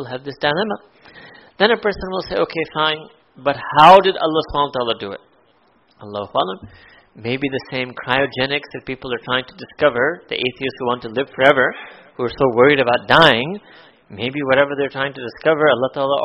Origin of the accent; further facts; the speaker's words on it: United States; I grew up in America